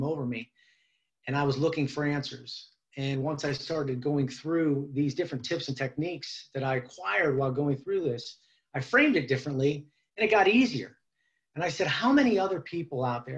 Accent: Youngstown, Ohio, United States; Youngstown, Ohio is my hometown, and born and bred here

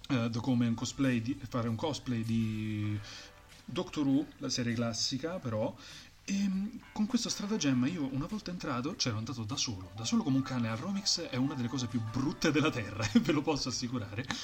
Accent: Rieti, Lazio, Italy; abbiamo scoperto che uno è campano, uno è triestino, un altro è romano io sono di Rieti, però ho un spazio tra Rieti e Roma

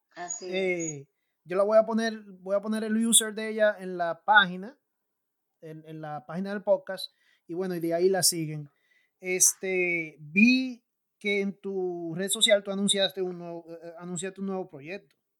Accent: San Pedro de Macorís, Dominican Republic

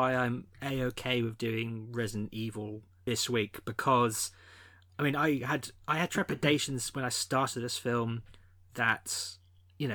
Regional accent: Somerset, South West England, United Kingdom; we're brothers, but we're also from Somerset

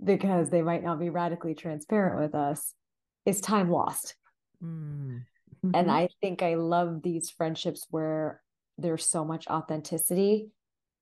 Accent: Southern California, United States; My brother and I were first generation, we're born and raised in Southern California to Indian parents

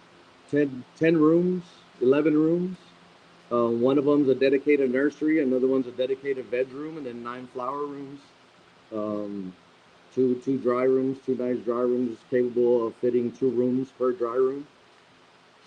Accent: El Paso, Texas, United States; also born or lived in Las Cruces, New Mexico; now in Carlsbad, United States; I grew up in El Paso

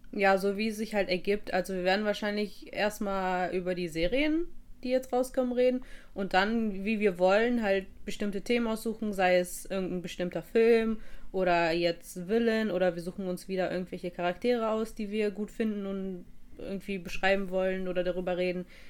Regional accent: Russia; ich als Russin

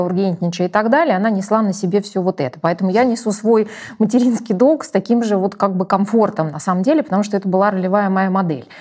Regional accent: Ukraine; я росла э, в Украине

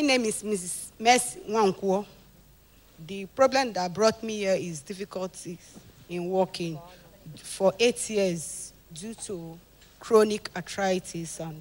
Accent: Delta, Nigeria; I'm from Delta States.

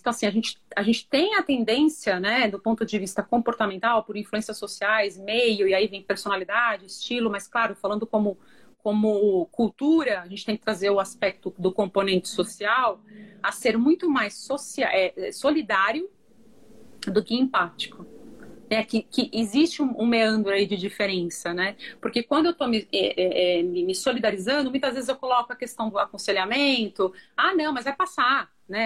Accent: Brazil; Somos brasileiros

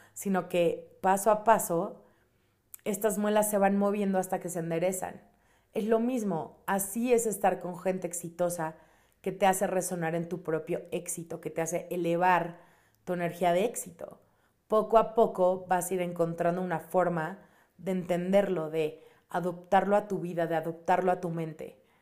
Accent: Mexico City, Mexico; yo soy de la Ciudad de México

